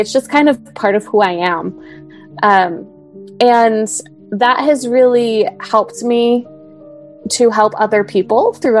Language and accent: English; Idaho, United States; moved away as an adult; also born or lived in Utah; I grew up in LDSville in Idaho